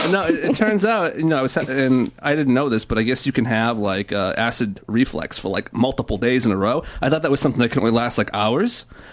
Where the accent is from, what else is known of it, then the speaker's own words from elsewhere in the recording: Cambridge, Massachusetts, United States; I was born in Cambridge.